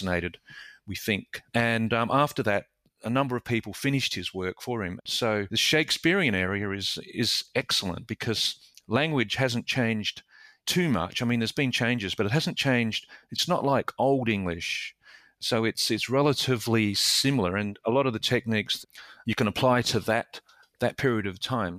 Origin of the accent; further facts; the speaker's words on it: Adelaide, South Australia, Australia; I grew up in Adelaide, in South Australia, and I left school at 16 to join the Army as a boy soldier.